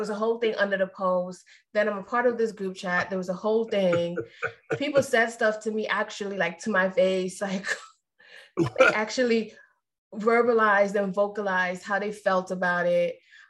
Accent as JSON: {"language": "English", "country": "Trinidad & Tobago", "said": "I'm Trinidadian."}